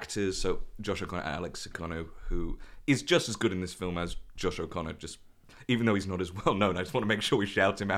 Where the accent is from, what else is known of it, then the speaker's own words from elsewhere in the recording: Manchester, North West England, United Kingdom; Yeah, well, I'm from Manchester and I don't sound it either.